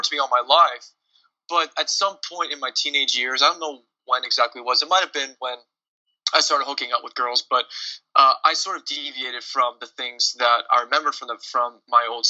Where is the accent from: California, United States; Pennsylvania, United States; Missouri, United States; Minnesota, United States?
Pennsylvania, United States; Pittsburgh; I was raised in Pittsburgh, grew up in a very charismatic church